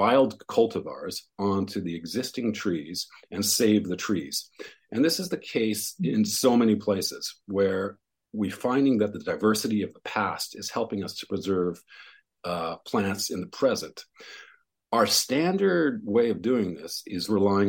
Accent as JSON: {"language": "English", "region": "West Coast", "country": "Canada", "tie": "born or raised there", "also_born_or_lived": "Montreal", "moved": "yes", "said": "I grew up on the West Coast"}